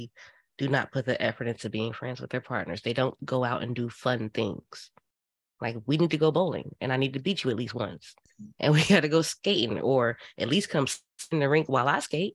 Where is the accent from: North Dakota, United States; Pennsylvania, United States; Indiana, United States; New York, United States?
Indiana, United States; I'm from Indiana